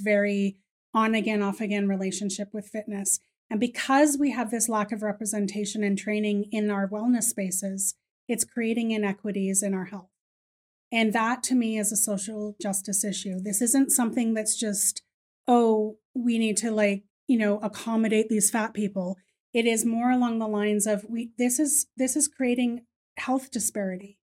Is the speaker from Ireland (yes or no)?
yes; Ireland; I am Irish, so I'm pretty loud